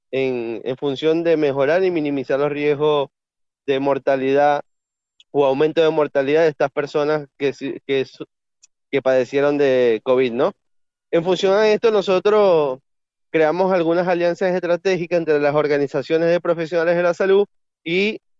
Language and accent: Spanish; Venezuela; now in Argentina; para muchos venezolanos, ya que venimos de Venezuela